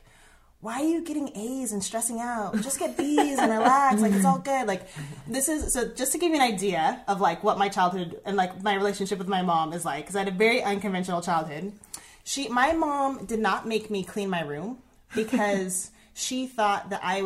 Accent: Southern Oregon, United States; I grew up here in Southern Oregon. I'm actually second generation Southern Oregonian.

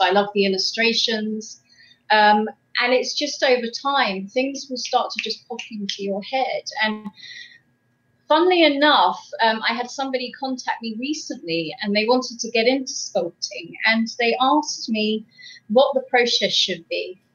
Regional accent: England, United Kingdom; now in Quebec, Canada; I am from England, but I currently reside in uh, uh Quebec

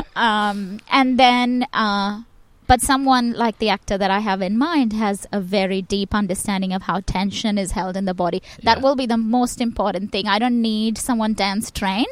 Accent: Chennai, Tamil Nadu, India; my hometown in Chennai

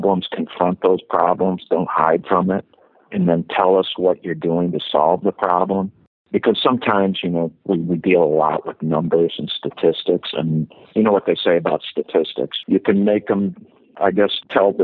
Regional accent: Ann Arbor, Michigan, United States; born and raised in Ann Arbor, Michigan

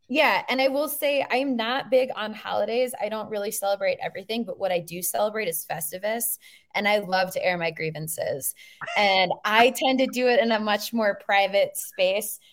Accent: Minnesota, United States; I'm from Minnesota

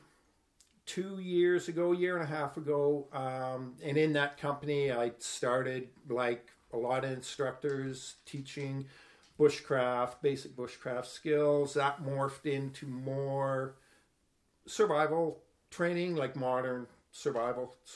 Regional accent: High River, Alberta, Canada; moved away as an adult; now in New Brunswick, Canada; I was born and raised in a small town just south of Calgary, Alberta, High River, Alberta

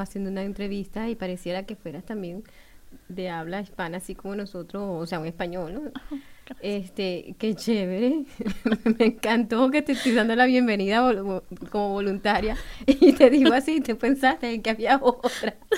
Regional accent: Venezuela; now in Bloomington, United States; chévere decimos los venezolanos. Soy de Venezuela

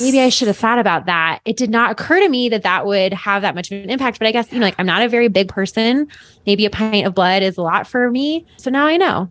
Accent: Boulder, Colorado, United States; I'm from Boulder

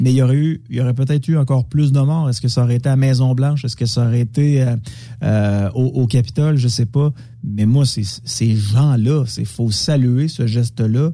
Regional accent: Quebec City, Quebec, Canada; J'étais, euh, chez nous à Québec.

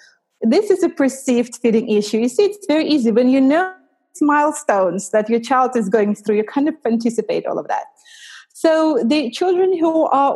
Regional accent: Russia; also born or lived in United States / Canada; now in London, United Kingdom; I'm from Russia originally.

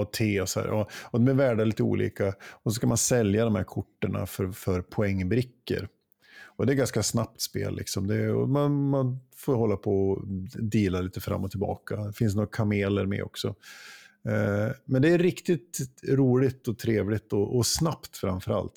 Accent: Jämtland, Sweden; moved away; hemma i Jämtland. Och besökte min mor

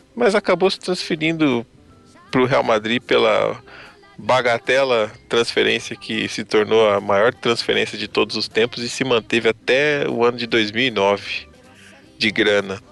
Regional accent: Brazil; Eu sou brasileiro também

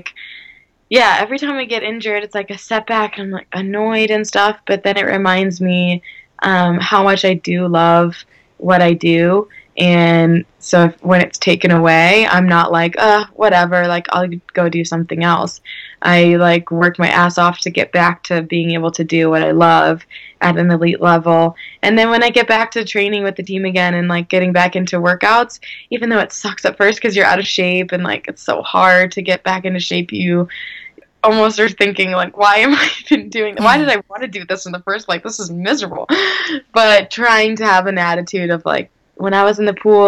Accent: St. Louis, Missouri, United States; where I grew up in St. Louis

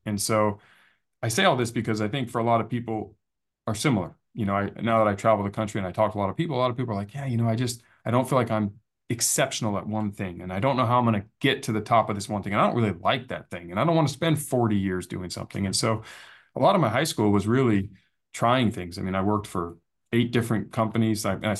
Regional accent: San Diego, California, United States; So growing up in Scripps Ranch was fun because in San Diego, it's filled with trees and it's like our version of country living in a big city.

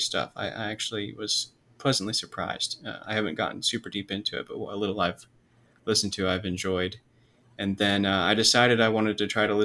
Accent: Georgia, United States; I'm from Georgia

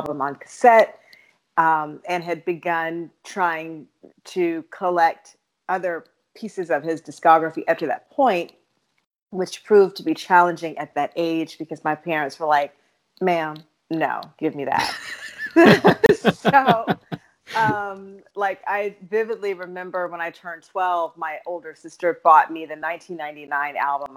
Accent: Dallas, Texas, United States; moved away as an adult; now in Los Angeles, United States; I am originally from Dallas, Texas, born and raised there

